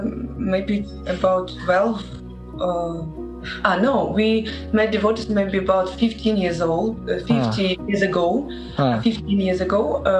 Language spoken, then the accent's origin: English; Saint Petersburg, Russia; English is a second language; We are from St. Petersburg.